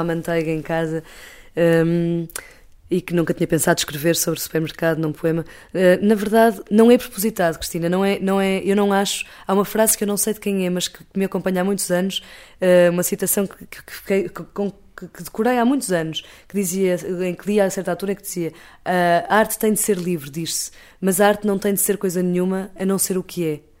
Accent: Portugal; nós, enquanto portugueses

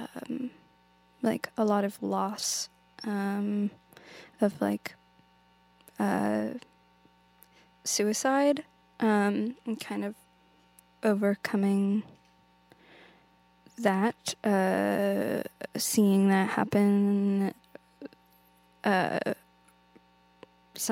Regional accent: near Snoqualmie Falls, Washington, United States; I grew up near Snoqualmie Falls

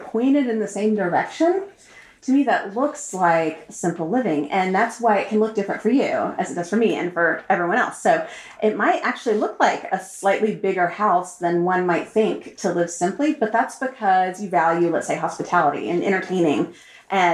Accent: Austin, Texas, United States; moved away as an adult; also born or lived in Turkey; I grew up in Austin and, was just used to the life as was expected

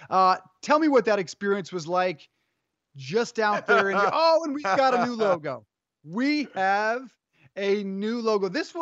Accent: Colorado, United States; I'm from Colorado.

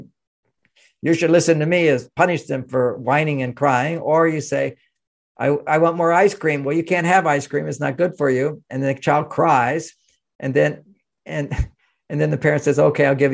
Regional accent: Houston, Texas, United States; I grew up in Houston, Texas

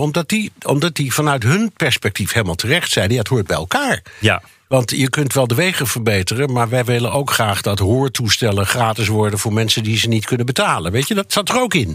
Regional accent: Netherlands; now in New York, United States

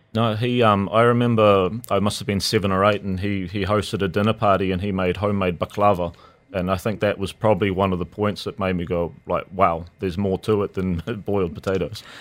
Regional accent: New Zealand; moved away as an adult; now in Dubai, United Arab Emirates; growing up in New Zealand, you're quite limited with the options, especially when we were kids

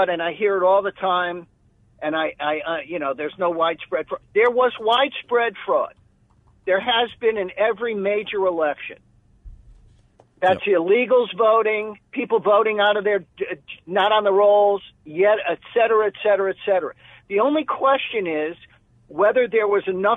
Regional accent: Miami, Florida, United States; I grew up in Miami

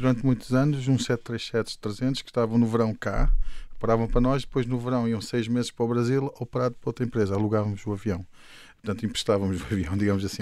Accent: Luanda, Luanda Province, Angola; moved away as an adult; now in Portugal; Eu nasci em Luanda e quando fiz 18 anos vim para, para Portugal

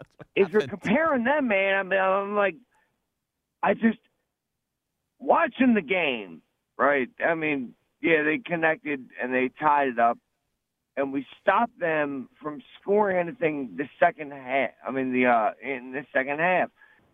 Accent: Baltimore, Maryland, United States; So, I'm from Baltimore, obviously, as I've said

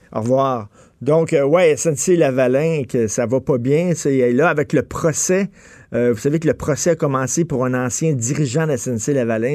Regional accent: Montreal, Quebec, Canada; quand j'étais jeune, moi, à Verdun, on passait l'Halloween

